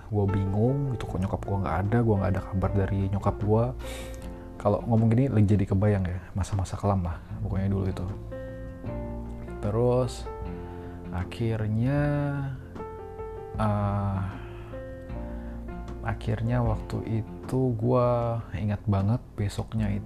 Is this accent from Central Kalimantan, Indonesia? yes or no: yes; Tamiang Layang, Central Kalimantan, Indonesia; also born or lived in Palangkaraya; gue kecilnya tuh di Kalimantan ya gue lahir di Kalimantan di Palangkaraya gue lahir di Palangkarayanya tapi uh, eh, gue tuh pindah ke kabupaten kecil namanya itu kabupaten uh, Barito Timur gitu di Tamiang Layang kotanya kecil banget gitu